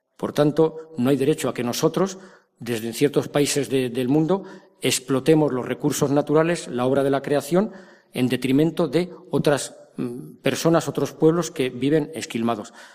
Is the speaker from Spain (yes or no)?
yes; Madrid, Community of Madrid, Spain; yo soy de Madrid